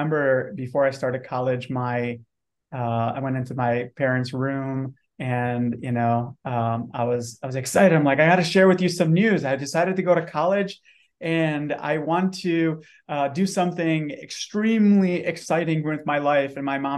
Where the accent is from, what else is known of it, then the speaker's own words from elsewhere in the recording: Detroit, Michigan, United States; moved away as an adult; also born or lived in Romania / Dallas-Fort Worth, Texas; now in San Antonio, United States; So I was born in Eastern Europe, Romania, immigrated here to the US when I was 5 years old, and grew up in the Metro Detroit area